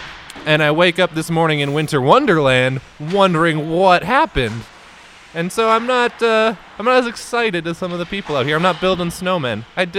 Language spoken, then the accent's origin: English; Minnesota, United States; I'm from Minnesota.